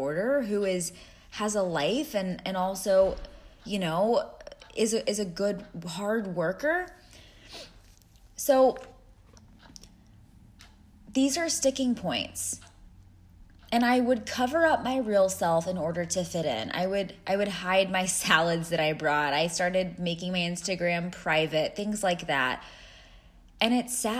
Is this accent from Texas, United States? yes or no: yes; Texas, United States; moved away as an adult; also born or lived in Cleveland, Ohio; I moved from Texas, my home, to Cleveland, Ohio